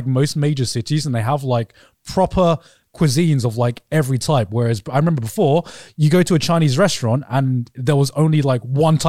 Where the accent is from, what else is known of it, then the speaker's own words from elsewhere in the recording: Brighton, South East England, United Kingdom; moved away; growing up in Brighton